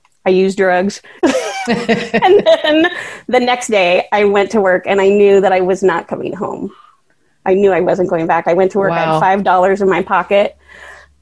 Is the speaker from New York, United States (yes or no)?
no; Tigard, Oregon, United States; now in Bend, United States; I grew up in Tigard, the suburbs.